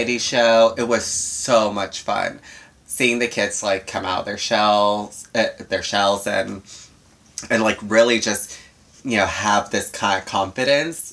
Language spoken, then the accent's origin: English; Florida, United States; also born or lived in Puerto Rico; I'm from Florida